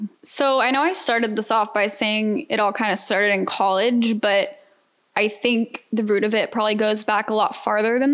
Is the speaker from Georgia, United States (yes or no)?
yes; Atlanta, Georgia, United States; moved away as an adult; now in Houston, United States; I'm a Georgia peach, for those who don't know, born and raised in Atlanta